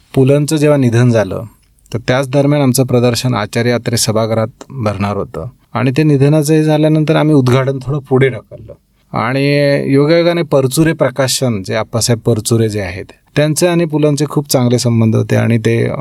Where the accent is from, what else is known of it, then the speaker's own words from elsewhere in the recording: Parule, Maharashtra, India; moved away; कोकणात सिंधुदुर्गमध्ये परुळे गाव